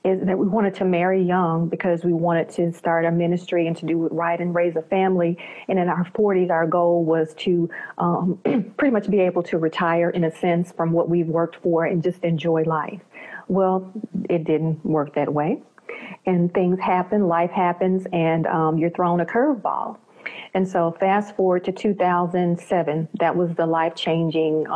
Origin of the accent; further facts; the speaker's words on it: Memphis, Tennessee, United States; I'm from the United States, and I'm from this southern region, Memphis, Tennessee area